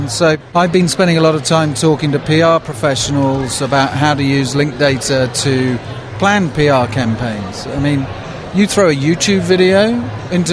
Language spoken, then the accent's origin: English; England, United Kingdom; now in Seattle, United States; I am not from around these here parts. I'm from England, but I actually live in Seattle